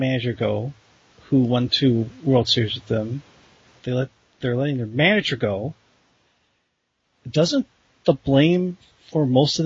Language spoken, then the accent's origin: English; Wisconsin, United States; I'm from Wisconsin